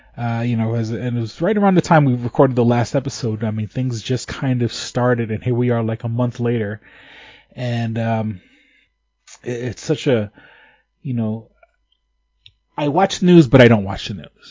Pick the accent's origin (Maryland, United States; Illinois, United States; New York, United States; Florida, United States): New York, United States; New York City; moved away; I grew up in New York City